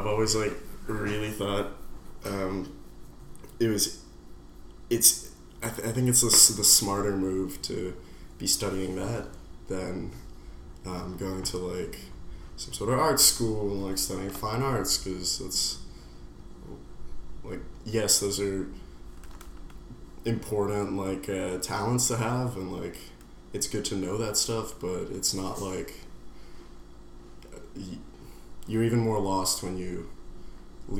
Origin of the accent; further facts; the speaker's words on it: New York City, New York, United States; I'm from New York City. I'm from the deceased Upper East, which is like an awful neighborhood to grow up